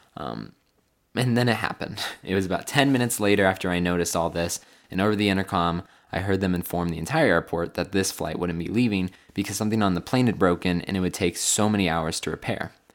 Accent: California, United States; moved away as an adult; now in Phoenix, United States

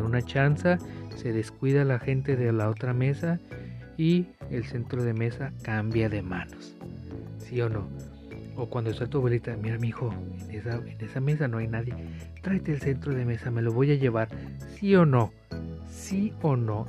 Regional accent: Tijuana, Baja California, Mexico; Aquí en Tijuana, por lo menos en las escuelas que yo estuve

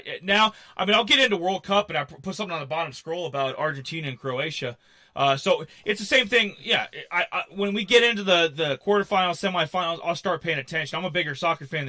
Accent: Minnesota or South Dakota, Midwest, United States; I grew up in Minnesota or South Dakota

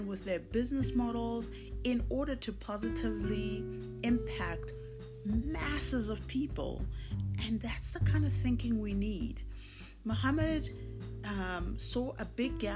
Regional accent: South Africa; as a South African

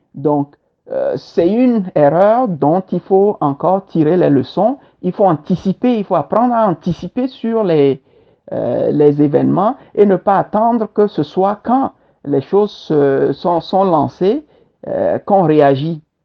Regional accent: Togo; moved away as an adult; also born or lived in Kpalimé, Togo / Bassar, Togo / Lomé, Togo / Senegal; now in Montreal, Canada; je suis togolais et fier de l'être

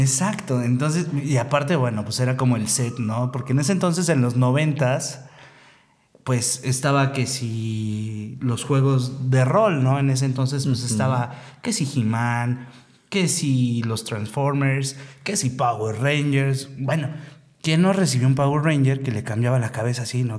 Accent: Mexico City, Mexico; yo soy de la Ciudad de México, o CDMX, o DF, como le quieran llamar

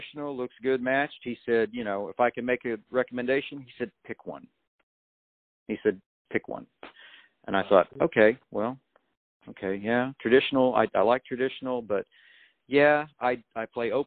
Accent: Illinois, United States; moved away as an adult; now in Nashville, United States; I came from Illinois, you know, big fish, you know, coming to Nashville

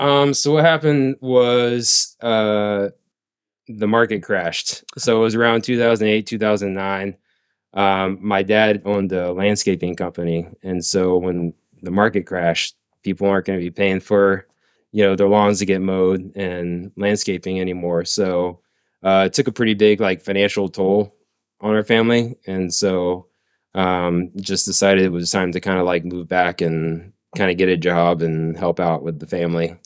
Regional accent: Bradenton, Florida, United States; also born or lived in Oklahoma; I am originally from Bradenton. Yeah, born and raised

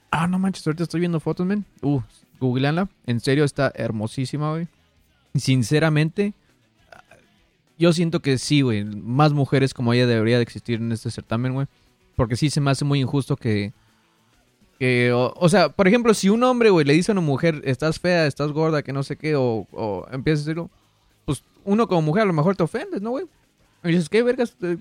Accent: Mexico; also born or lived in United States; nací en Estados Unidos, me crié en México, trabajo en uno y vivo en otro país

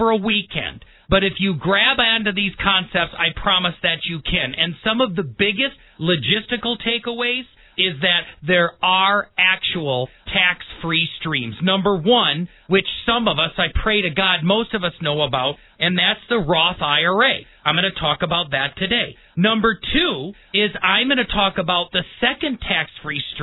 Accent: Milwaukee, Wisconsin, United States; moved away; I was born and raised in the Midwest, actually in Milwaukee

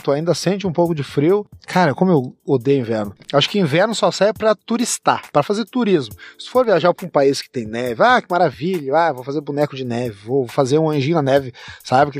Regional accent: Rio Grande do Sul, Brazil; Nós no Rio Grande do Sul, a gente toma o chimarrão

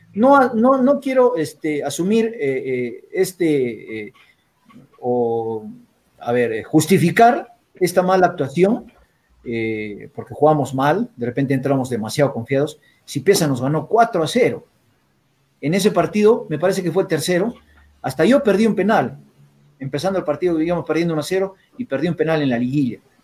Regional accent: Arequipa, Peru; Yo soy arequipeño pues al 100%

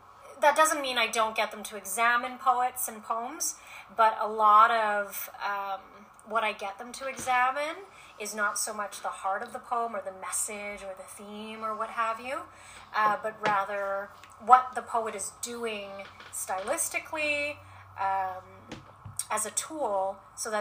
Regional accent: United States; now in Edmonton, Canada; being Asian American and a woman

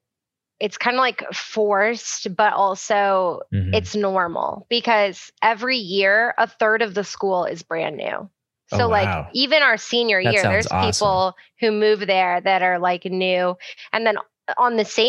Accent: Texas, United States; moved away; we're from Texas

